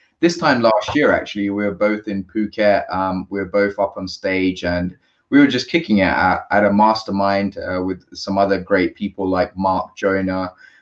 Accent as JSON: {"language": "English", "region": "London", "country": "United Kingdom", "tie": "born or raised there", "said": "I was born in London to a small Asian family"}